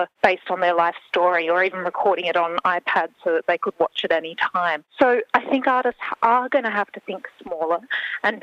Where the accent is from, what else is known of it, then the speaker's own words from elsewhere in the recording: Australia; we have lost as Australian artists